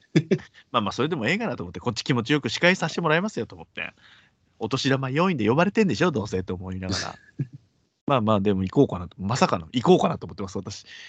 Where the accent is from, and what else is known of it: Osaka, Japan; born or raised there; moved away